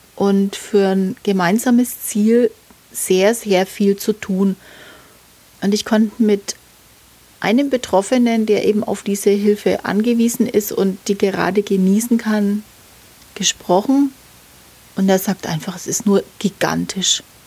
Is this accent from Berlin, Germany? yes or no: no; Nuremberg, Bavaria, Germany; meine Heimatstadt